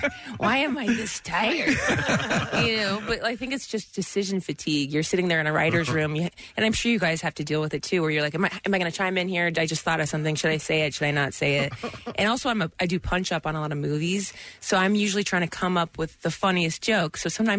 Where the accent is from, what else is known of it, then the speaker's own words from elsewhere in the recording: Dayton, Ohio, United States; moved away; in Dayton in my hometown.